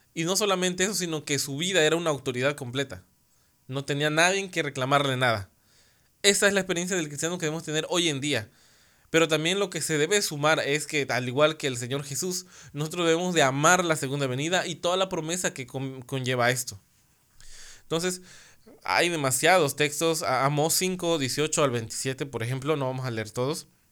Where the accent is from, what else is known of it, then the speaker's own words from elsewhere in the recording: Mexico; acá en mi país, en México